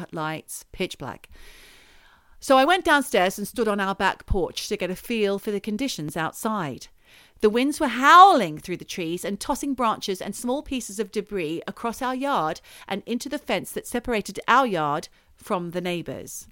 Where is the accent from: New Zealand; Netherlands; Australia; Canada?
Australia; now in United Kingdom; I'm Australian